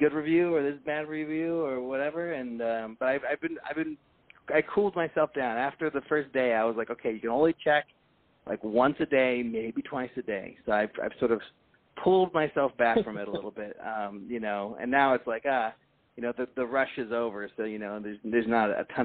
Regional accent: Berkeley, California, United States; I grew up in Berkeley

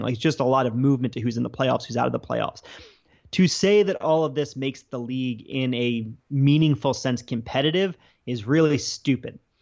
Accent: Baltimore, Maryland, United States; I'm from the Baltimore area, um, as you know, but listeners might not. So I grew up up there

